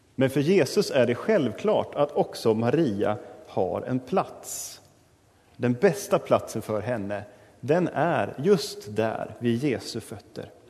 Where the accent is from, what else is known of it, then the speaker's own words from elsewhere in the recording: Sweden; oss som moderna svenskar